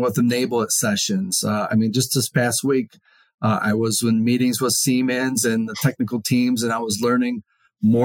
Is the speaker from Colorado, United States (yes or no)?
no; Detroit, Michigan, United States; moved away as an adult; born and raised in Detroit area